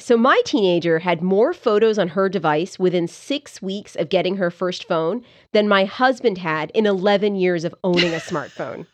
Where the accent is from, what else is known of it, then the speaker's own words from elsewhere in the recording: Canada; moved away; I grew up there